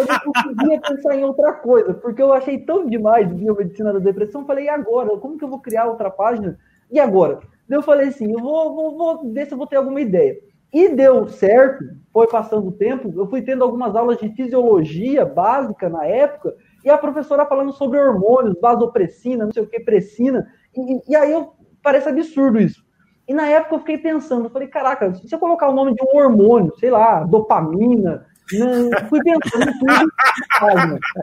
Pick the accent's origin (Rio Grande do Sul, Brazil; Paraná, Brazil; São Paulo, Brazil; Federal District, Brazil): Paraná, Brazil; Londrina; sou biomédico, sou de Londrina